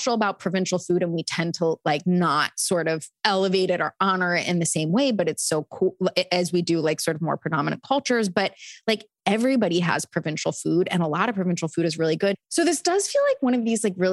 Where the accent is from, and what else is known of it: Delaware, United States